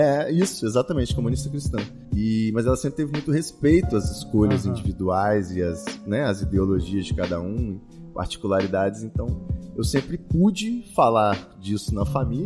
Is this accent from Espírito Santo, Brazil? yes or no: yes; Espírito Santo, Brazil; moved away; also born or lived in São Paulo; saí do Espírito Santo, fui para São Paulo